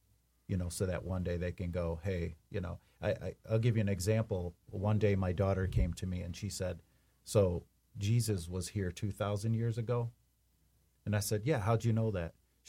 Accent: Detroit, Michigan, United States; we were so poor, you know, and I grew up down in Southwest Detroit

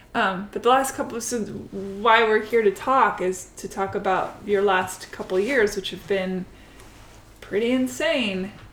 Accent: Seattle, Washington, United States; moved away; Originally Seattle

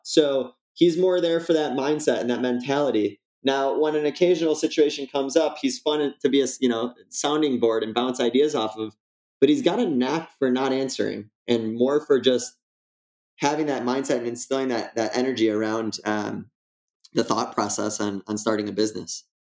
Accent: West Bloomfield, Michigan, United States; I was born in West Bloomfield uh, 1987. I'm 33 years old today. And uh, it's a suburb of Detroit

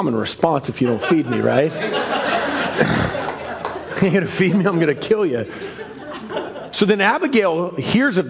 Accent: Seattle, Washington, United States; as a kid, I grew up in Ballard, the center of the universe.

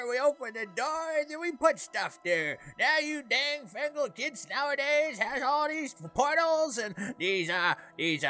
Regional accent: Canada; I'm Canadian

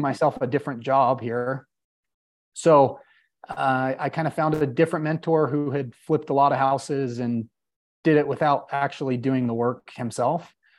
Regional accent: Salt Lake City, Utah, United States; I born and raised in Salt Lake City, Utah

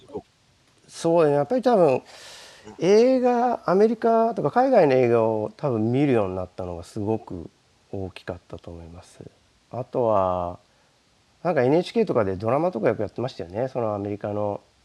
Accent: Tokyo, Japan; moved away; 僕は出身は東京です

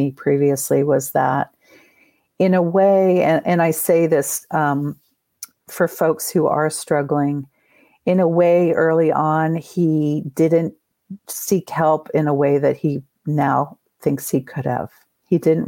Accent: New Jersey, United States; We grew up in New Jersey

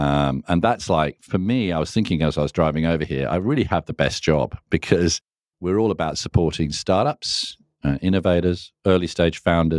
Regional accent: England, United Kingdom; also born or lived in Singapore; now in Australia; I was actually from England and then Singapore and here an economics teacher.

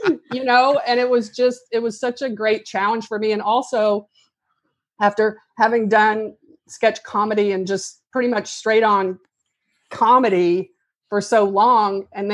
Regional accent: Tennessee, United States; I'm from Tennessee

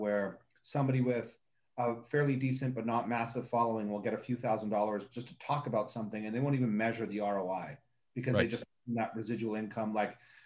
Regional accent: Canada; I'm also Canadian

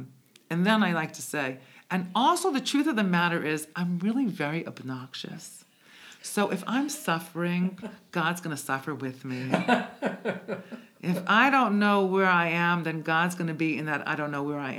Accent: Israel; also born or lived in Bronx, United States; I was born in the Bronx, made in Israel. Is actually how I define myself. Born in the Bronx, made in Israel.

